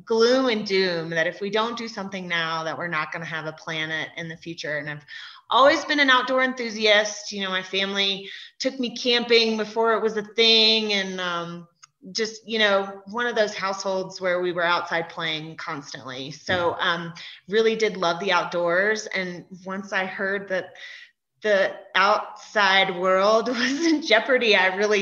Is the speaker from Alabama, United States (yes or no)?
yes; Alabama, United States; now in Summit County, Colorado, United States; I'm from Alabama originally